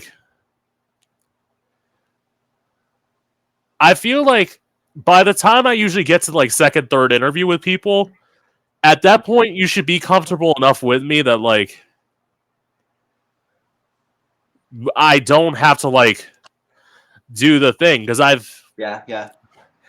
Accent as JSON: {"language": "English", "country": "United States", "said": "me being an American"}